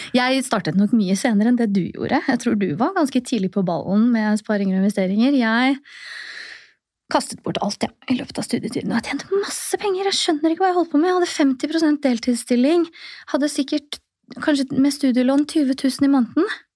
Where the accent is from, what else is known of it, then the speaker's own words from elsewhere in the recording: Oslo, Norway; also born or lived in Tromsø / Trondheim; Født og oppvokst i Oslo